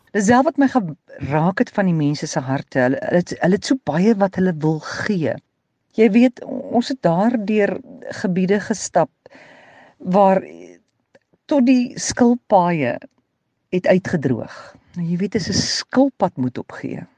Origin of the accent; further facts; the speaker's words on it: South Africa; ons as Suid-Afrikaners